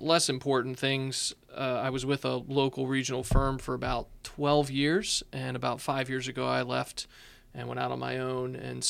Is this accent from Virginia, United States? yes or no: yes; Richmond, Virginia, United States; now in Winchester, United States; I'm originally from Richmond, went to law school in Charlottesville, got a job offer up here. Really had only been here once, and by here I mean Winchester, of course.